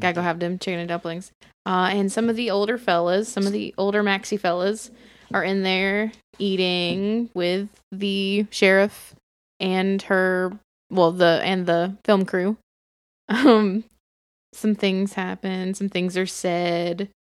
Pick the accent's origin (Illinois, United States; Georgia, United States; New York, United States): Georgia, United States; Bartow County; I come from Bartow